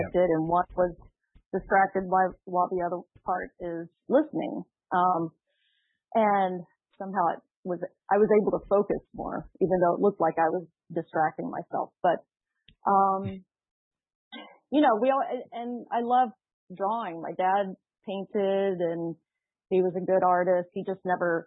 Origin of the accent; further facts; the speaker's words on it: Dallas, Texas, United States; growing up in Texas, I grew up in Dallas